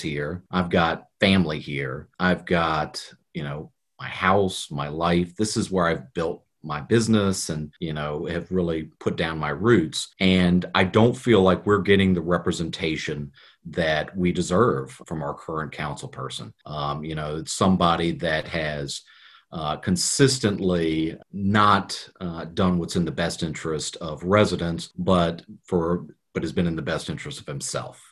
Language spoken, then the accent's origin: English; Richmond, Virginia, United States; grew up in Richmond. Um, I love Richmond. I was, you know, born at MCV, uh, grew up in the first district.